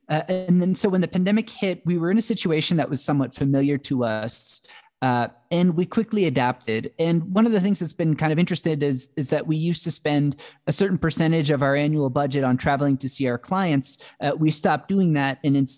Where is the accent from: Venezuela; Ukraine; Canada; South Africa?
Canada; also born or lived in Silicon Valley, United States; now in Quito, Ecuador; I'm originally from Canada. I had a career in Silicon Valley.